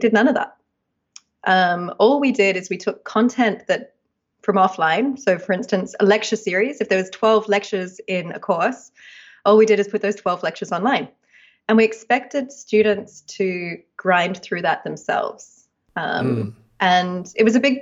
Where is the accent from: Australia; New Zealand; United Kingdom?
Australia; moved away as an adult; now in United States; as you can probably hear, I'm Australian, and I did my architecture degree in Australia.